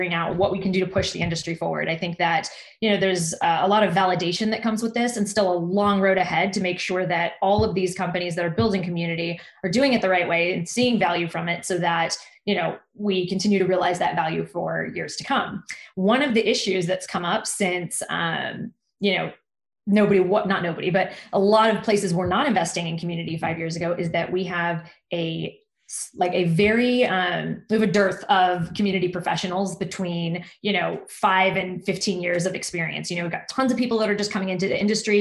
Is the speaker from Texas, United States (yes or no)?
yes; Texas, United States; I'm a Texan.